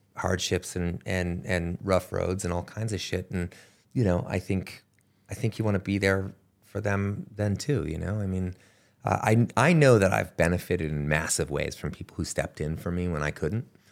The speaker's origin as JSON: {"language": "English", "country": "Canada", "tie": "born or raised there", "moved": "yes", "said": "where I grew up in Canada"}